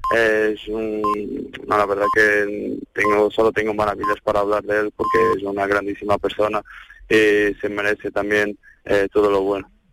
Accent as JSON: {"language": "Spanish", "country": "Portugal", "second_language": "Spanish", "moved": "as an adult", "lives_now": "Seville, Spain", "said": "Yo estaba en el Maya, así un equipo de mm, un club de mi pueblo"}